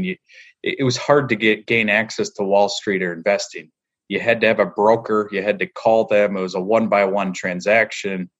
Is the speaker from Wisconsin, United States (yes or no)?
yes; north of Green Bay, Wisconsin, United States; now in Chicago, United States; I grew up in Wisconsin, so I'm just north of Green Bay